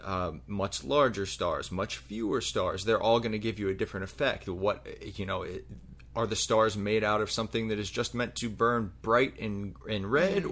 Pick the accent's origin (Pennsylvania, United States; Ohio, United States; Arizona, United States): Pennsylvania, United States; Pittsburgh; growing up in Pittsburgh, the main firework company there is called Zambelli Fireworks